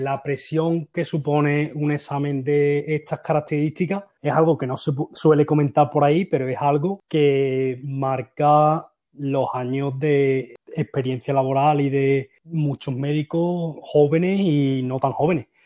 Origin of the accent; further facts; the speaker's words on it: Seville, Andalusia, Spain; moved away as an adult; also born or lived in Valencia; now in Sweden; Yo soy de Sevilla, estudié en Valencia